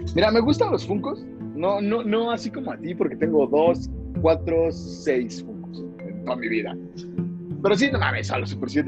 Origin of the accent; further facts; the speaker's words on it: Mexico; somos mexicanos